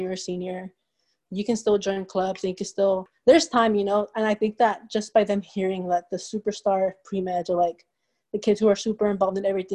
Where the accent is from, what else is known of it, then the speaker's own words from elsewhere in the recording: Inland Empire, California, United States; first language Spanish; English is a second language; moved away as an adult; now in Davis, United States; I'm from Inland Empire.